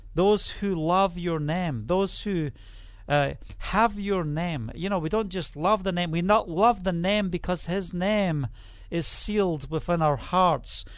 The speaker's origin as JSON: {"language": "English", "region": "Scotland", "country": "United Kingdom", "moved": "yes", "lives_now": "Israel", "said": "I'm also Scottish"}